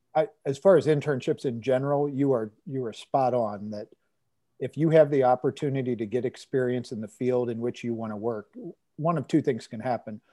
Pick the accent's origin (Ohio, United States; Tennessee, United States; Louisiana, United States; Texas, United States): Ohio, United States; Cincinnati; born or raised there